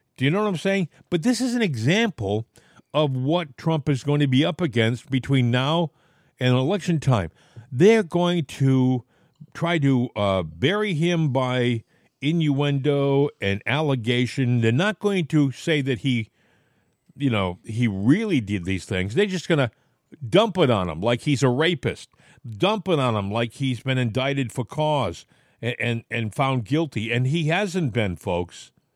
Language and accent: English; Portsmouth, Rhode Island, United States; I grew up in Portsmouth